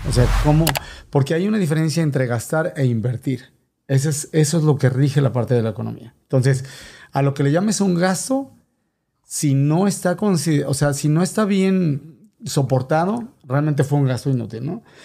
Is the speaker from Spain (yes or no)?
no; State of Mexico, Mexico; moved away as an adult; now in United States; soy originario del Estado de México. Para los que no saben mucho de geografía, finalmente chilango.